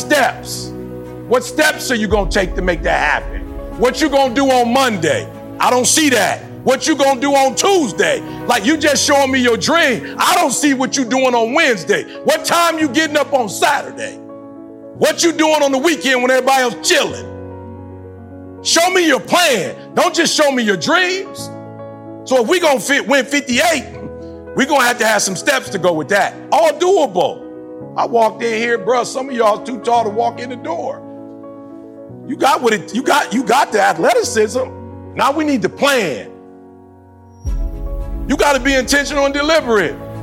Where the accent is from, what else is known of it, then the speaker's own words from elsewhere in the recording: Detroit, Michigan, United States; I'm from Detroit.